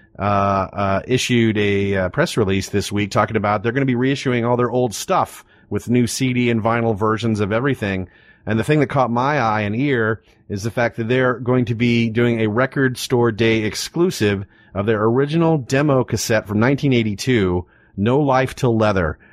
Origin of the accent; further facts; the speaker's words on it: Texas, United States; we're from Texas